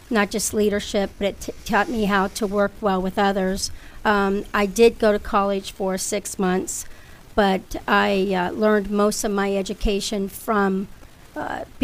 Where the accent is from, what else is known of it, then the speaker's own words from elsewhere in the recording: Lordstown, Ohio, United States; moved away; I'm seven kids, and we grew up in a trailer in mm-hmm. Lordstown, Ohio.